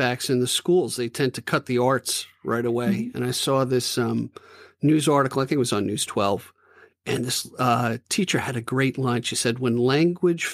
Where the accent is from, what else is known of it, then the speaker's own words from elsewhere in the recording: Levittown, United States; I grew up in Levittown